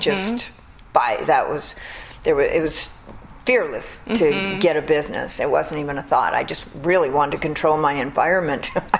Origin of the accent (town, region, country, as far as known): Los Angeles, California, United States; born or raised there; also born or lived in Burton Way, Beverly Hills area, Los Angeles